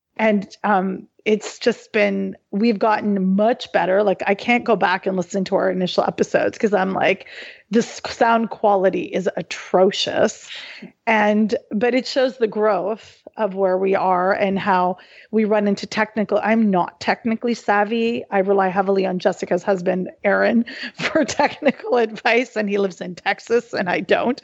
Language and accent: English; Halifax, Nova Scotia, Canada; I was born and raised in Halifax, Nova Scotia